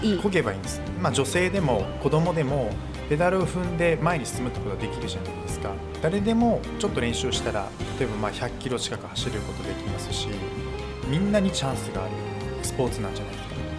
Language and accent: Japanese; Utsunomiya, Tochigi, Japan; 僕はもう宇都宮出身